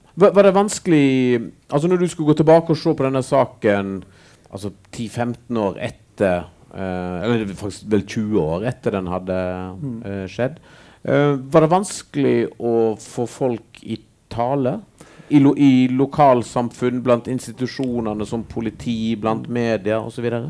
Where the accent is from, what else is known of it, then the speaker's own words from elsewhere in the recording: Western Norway, Norway; Jeg vokste opp på Vestlandet sjøl